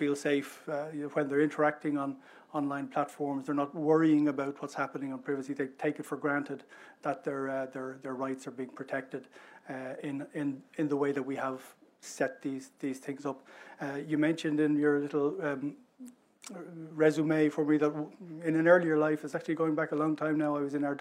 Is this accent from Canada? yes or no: no; Ireland; Ireland, we're one of the voices, we're one of the member states that has a voice on this, but we're a small, open trading economy.